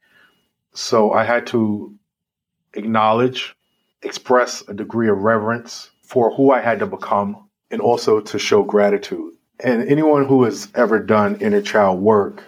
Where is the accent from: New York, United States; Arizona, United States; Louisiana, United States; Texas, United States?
New York, United States; New York City; I grew up in the South Bronx at a time that was probably considered one of the most violent times in New York history